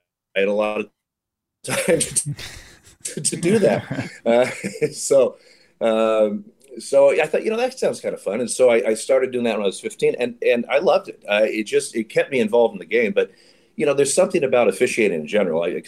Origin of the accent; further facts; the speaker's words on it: Eugene, Oregon, United States; now in Portland, United States; I grew up in Eugene, Oregon